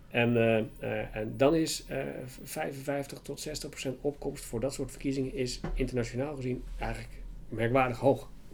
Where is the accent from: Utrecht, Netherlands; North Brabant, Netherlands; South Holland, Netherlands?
South Holland, Netherlands; Waddinxveen; also born or lived in Leiden; ik ben geboren en getogen in Warningsveen.